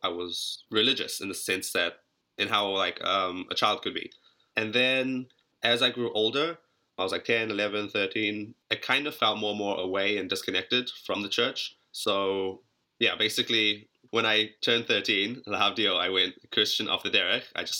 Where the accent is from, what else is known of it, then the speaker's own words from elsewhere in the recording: Auckland, New Zealand; also born or lived in Johannesburg, South Africa; I was born in South Africa, in Joburg, but I grew up basically my whole life in New Zealand.